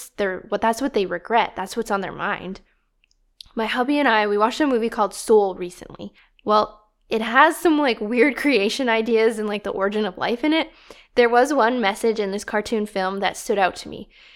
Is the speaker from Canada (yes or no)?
yes; Canada; It's not very peaceful sounding, eh? Yes, I am Canadian.